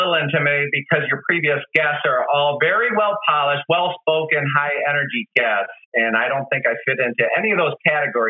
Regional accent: Wisconsin, United States; also born or lived in St. Louis; I was born and raised in Wisconsin. I thought this job would take me all over the place, but all my jobs actually kept leading me right back to the Midwest.

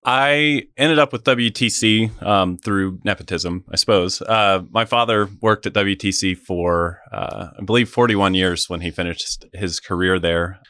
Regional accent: Wamego, Kansas, United States; moved away as an adult; also born or lived in Washington, D.C.; now in Manhattan, Kansas, United States; I grew up in Wamigo, um, lived there for the majority of my life

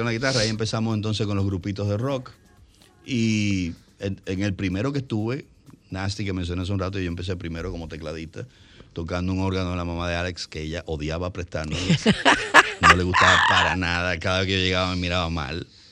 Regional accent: Santo Domingo, Distrito Nacional, Dominican Republic; vivíamos en la Santo Mercedes

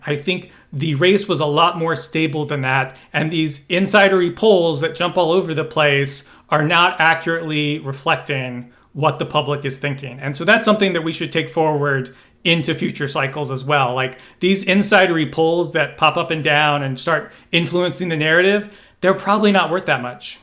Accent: Kentucky, United States; I was born in Kentucky

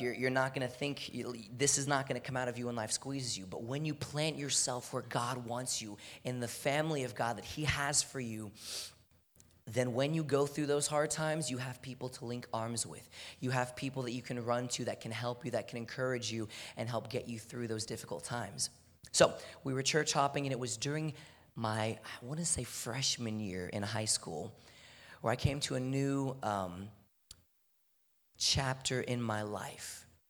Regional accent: Houston, Texas, United States; I'm from Houston, Texas. It's hot all year round

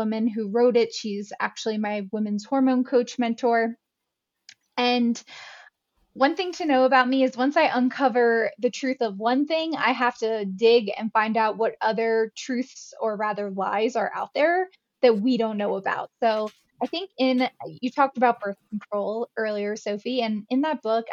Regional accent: Pennsylvania, United States; moved away as an adult; now in Jackson Hole, United States; I'm originally from Pennsylvania here in the States. And a few years later, I moved out to Jackson Hole, Wyoming

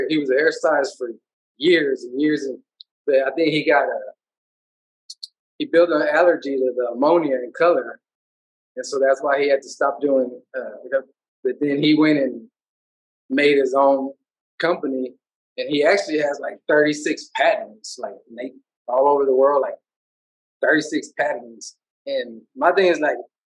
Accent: Houston, Texas, United States; I'm a big Houston, you know, representer of my hometown city. I love other cities, but, you know, if you're, I'm born and raised here, and, you know, I represent Houston to the max.

